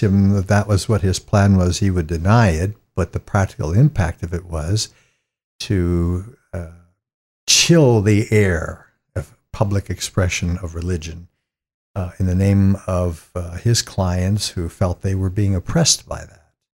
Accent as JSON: {"language": "English", "town": "East Palestine", "region": "Ohio", "country": "United States", "said": "I come from a little town in northeastern Ohio and just south of Youngstown, a little place called East Palestine."}